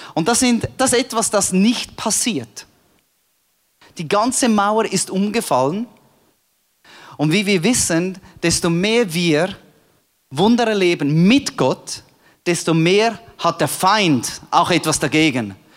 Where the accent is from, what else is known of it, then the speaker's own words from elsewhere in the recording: Switzerland; moved away as an adult; also born or lived in Cambodia; als Schweizer in Kambodscha